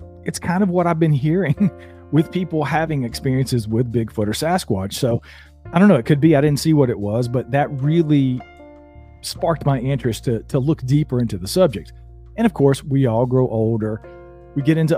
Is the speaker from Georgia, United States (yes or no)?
yes; North Georgia mountains, United States; I grew up in the North Georgia mountains here in the U.S.